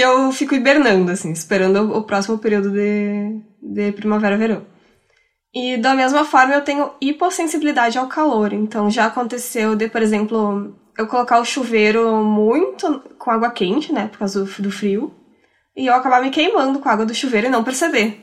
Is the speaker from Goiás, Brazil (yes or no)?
no; Rio Grande do Sul, Brazil; accent: gaúcho, western border family accent; Quem é gaúcho também consegue reconhecer meu sotaque e, e sabe de qual região do estado que eu sou